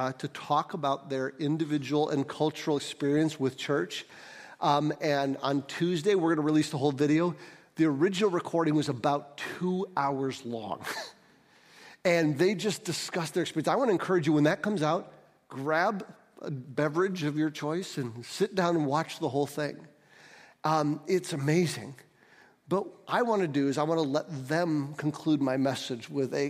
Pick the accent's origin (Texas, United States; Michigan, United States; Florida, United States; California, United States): Michigan, United States; St. Johns; also born or lived in Detroit; we moved to St. John's when I was four. And so I grew up in a culture that was not very diverse at all